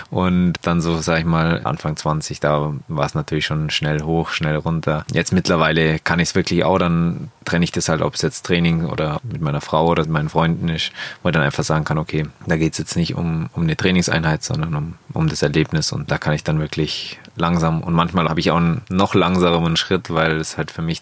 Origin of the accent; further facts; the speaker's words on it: Bavaria, Germany; Das Allgäu ist einfach meine Heimat und das, wo mich irgendwie zu dem Sportler oder zu dem Menschen gemacht hat, wo ich jetzt bin.